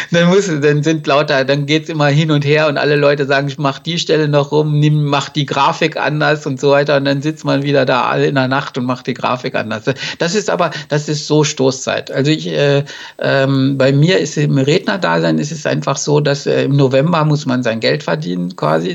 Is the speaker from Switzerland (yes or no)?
no; Germany; wir haben im Grunde als Deutsche